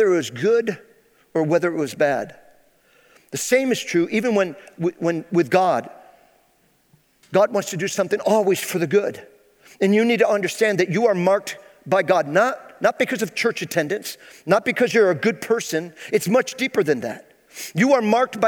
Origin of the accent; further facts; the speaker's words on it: Phoenix, New York, United States; I was born and raised here in Central New York. I graduated high school here in Phoenix, New York.